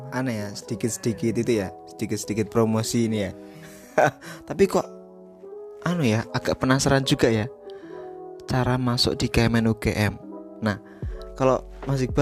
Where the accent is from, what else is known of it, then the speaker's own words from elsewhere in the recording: Batang, Central Java, Indonesia; Saya itu berasal dari Batang ya.